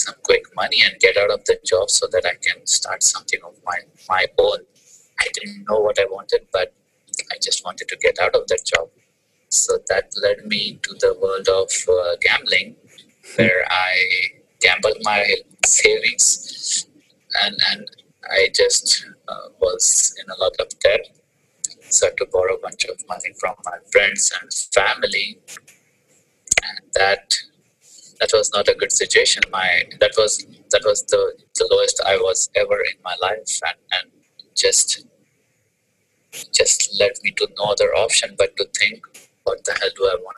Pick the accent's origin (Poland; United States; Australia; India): India; moved away as an adult; I was having my typical IT job because I'm from India